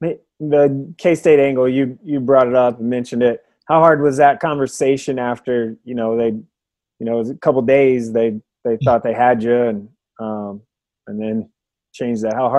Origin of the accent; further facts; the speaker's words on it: Oklahoma, United States; I grew up in Oklahoma, been to Stillwater multiple times